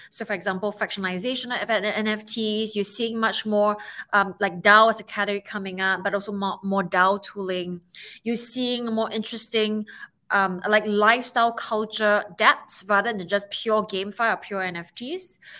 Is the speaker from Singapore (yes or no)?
yes; Singapore; I'm from Singapore